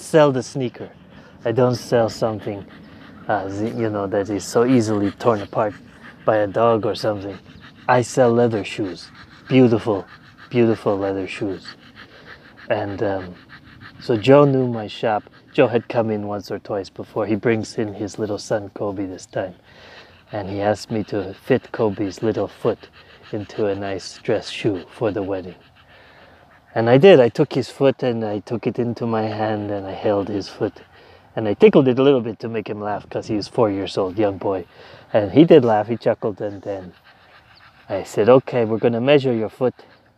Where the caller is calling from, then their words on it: Palermo, Sicily, Italy; I'm calling from Italy.